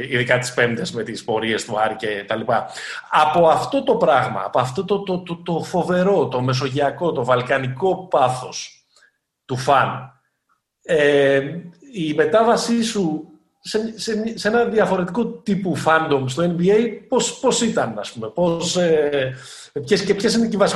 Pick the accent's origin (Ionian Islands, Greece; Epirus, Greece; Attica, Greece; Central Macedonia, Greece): Central Macedonia, Greece; Thessaloniki; moved away; Είμαι από τη Θεσσαλονίκη.